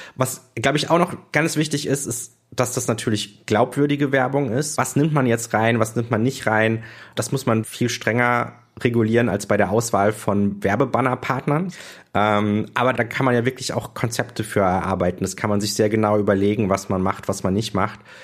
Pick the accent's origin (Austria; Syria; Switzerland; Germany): Germany; Düsseldorf, North Rhine-Westphalia; also born or lived in Berlin; jetzt bin ich wieder in Düsseldorf